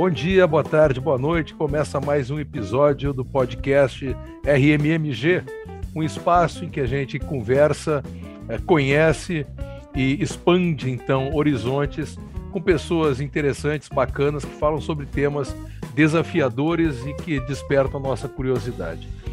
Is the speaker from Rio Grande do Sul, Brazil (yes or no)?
yes; Porto Alegre, Rio Grande do Sul, Brazil; a minha muito valorosa e leal Porto Alegre, onde nasci faz quase 57 anos